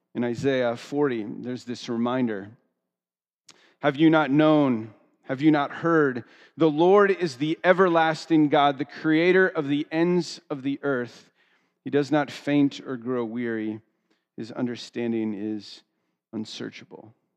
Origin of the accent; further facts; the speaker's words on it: United States; I grew up two hours outside of Philadelphia